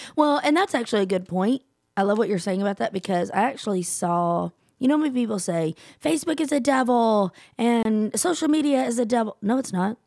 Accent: Texas, United States; also born or lived in Gulfport, Mississippi; I'm from Texas, born, raised. I will never leave

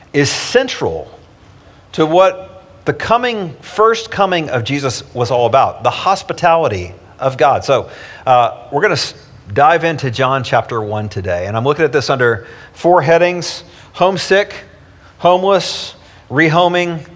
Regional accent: East Tennessee, United States; I grew up in East Tennessee, and every summer I went to summer camps where we explored wild caves

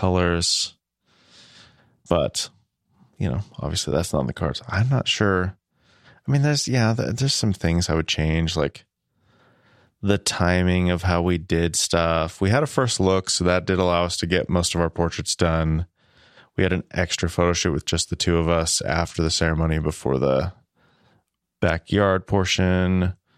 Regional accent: Midwest, United States; I am a Midwesterner

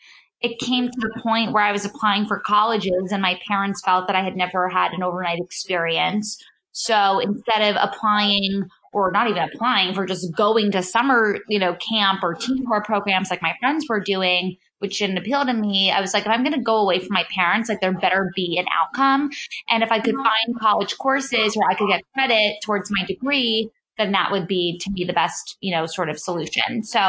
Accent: New York City, New York, United States; I grew up in New York City, so it was, you know, surrounded by fashion and all the incredible just stores and the industry of being right in the center of New York City.

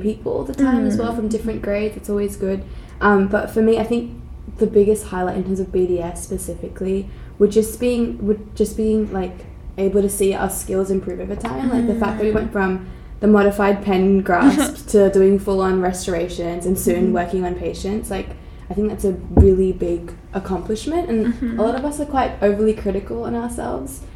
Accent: Sydney, New South Wales, Australia; moved away as an adult; also born or lived in Perth / Brisbane; now in Adelaide, Australia; I'm also from Sydney

